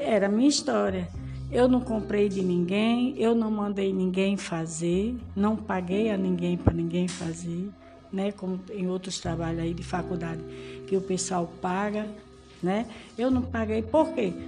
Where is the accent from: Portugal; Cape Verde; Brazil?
Brazil; sou brasileira